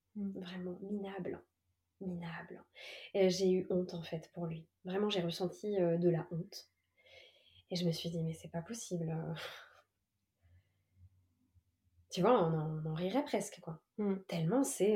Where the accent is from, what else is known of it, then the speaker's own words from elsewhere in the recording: Évry, Île-de-France, France; j'ai passé euh, de 9 à 18 ans dans la ville d'Evry en Essonne